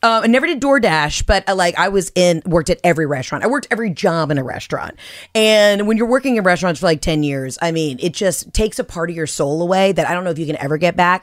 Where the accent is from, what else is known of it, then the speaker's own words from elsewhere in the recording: Atlanta, Georgia, United States; I'm from Atlanta where, like, stripping is an art form.